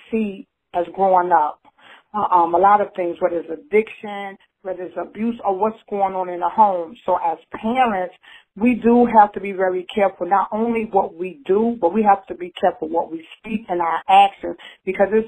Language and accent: English; Newark, New Jersey, United States; now in Knightdale, United States; I'm originally from Newark, New Jersey, but I resided in Knightdale, North Carolina